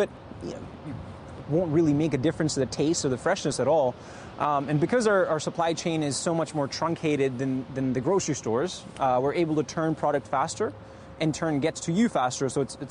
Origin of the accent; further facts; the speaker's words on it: London, Ontario, Canada; Because we're originally from London, Ontario